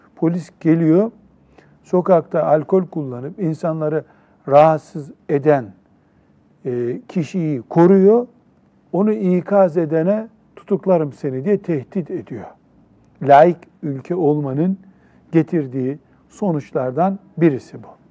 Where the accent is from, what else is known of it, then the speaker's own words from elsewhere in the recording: Turkey; Memleketimiz Türkiye